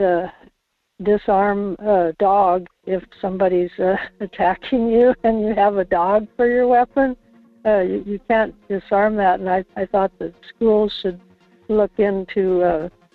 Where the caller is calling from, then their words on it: Kodiak, Alaska, United States; calling from Kodiak